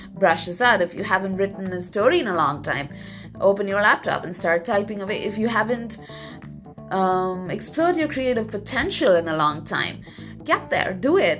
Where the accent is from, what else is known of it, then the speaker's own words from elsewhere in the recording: India; moved away as an adult; also born or lived in Vietnam; now in Japan; I was born and raised in India for a very long time. That's like 25 years.